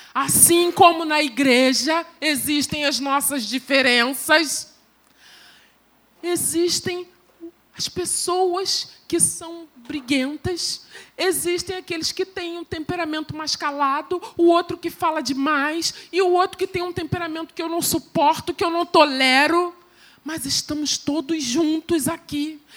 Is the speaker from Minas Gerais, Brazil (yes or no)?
no; Belford Roxo, Rio de Janeiro, Brazil; uma igreja pequenininha, lá de Belfort Roxo, onde eu fui criada